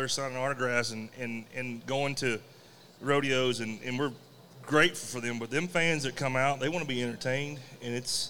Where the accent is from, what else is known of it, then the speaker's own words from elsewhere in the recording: Texas, United States; I'm from Texas